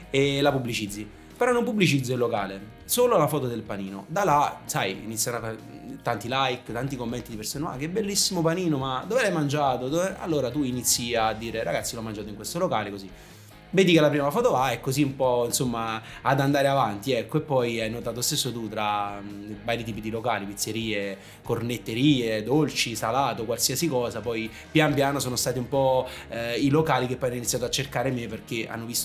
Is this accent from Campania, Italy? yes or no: yes; Naples, Campania, Italy; siamo napoletani